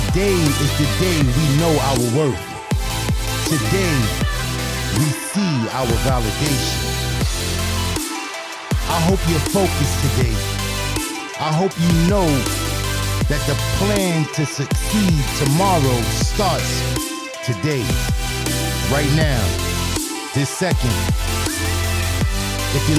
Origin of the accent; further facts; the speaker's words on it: New York, United States; I'm from New York. I rep New York all day